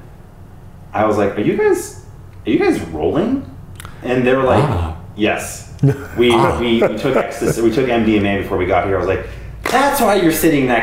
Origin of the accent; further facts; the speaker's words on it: San Diego, California, United States; we're from San Diego